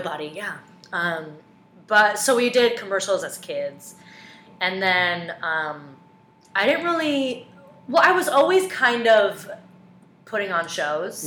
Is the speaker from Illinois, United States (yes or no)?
no; Omaha, Nebraska, United States; moved away as an adult; now in New York, United States; I am from the Midwest. I'm from the Heartland. I'm from Omaha, Nebraska